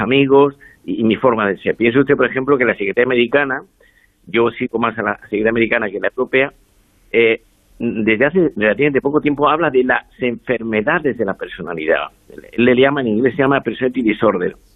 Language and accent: Spanish; Andalusia, Spain; now in Madrid, Spain; Yo soy andaluz, que vivo en Madrid hace 40 años